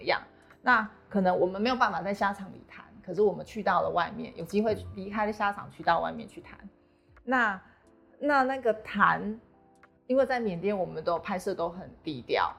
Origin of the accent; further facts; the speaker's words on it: Taiwan; 我身为台湾人